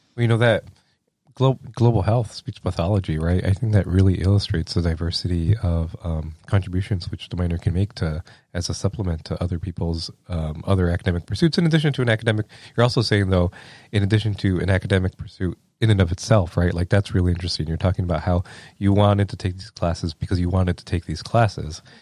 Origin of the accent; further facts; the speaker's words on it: lower Rio Grande Valley, Texas, United States; moved away as an adult; now in Iowa, United States; I grew up in the lower Rio Grande Valley of Texas